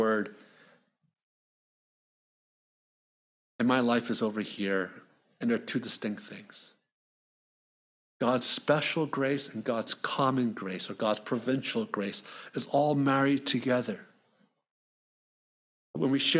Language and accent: English; Philadelphia, Pennsylvania, United States; when I was growing up in Philly